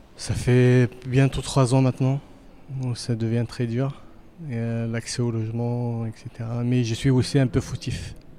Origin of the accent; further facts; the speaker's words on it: Pantin, Île-de-France, France; now in Paris, France; j'ai grandi à Pantin, je suis un enfant de Pantin, un pantinois d'origine, et je vis principalement à Paris.